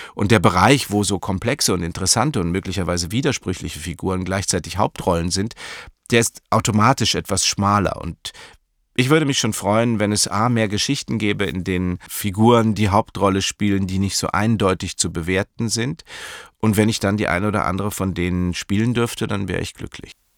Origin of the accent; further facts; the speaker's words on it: Munich, Bavaria, Germany; Ich bin in München aufgewachsen